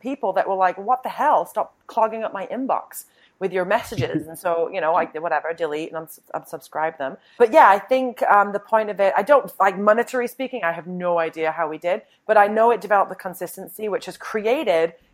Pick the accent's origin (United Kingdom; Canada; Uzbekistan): United Kingdom; I'm a refined British woman